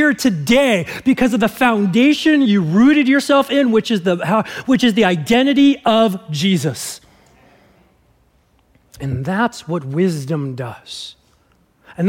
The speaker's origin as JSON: {"language": "English", "region": "Southern California", "country": "United States", "tie": "born or raised there", "said": "growing up in Southern California"}